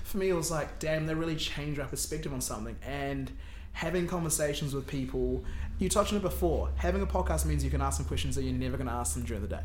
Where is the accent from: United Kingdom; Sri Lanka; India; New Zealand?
New Zealand; Wellington; moved away as an adult; also born or lived in Auckland; I came from Wellington, went up to Auckland, I knew people from school